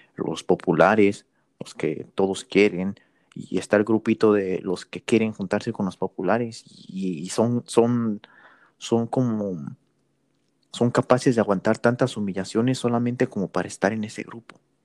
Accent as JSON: {"language": "Spanish", "country": "Mexico", "tie": "born or raised there", "moved": "yes", "lives_now": "United States", "said": "yo me considero mexicano porque crecí en México. Nací estadounidense"}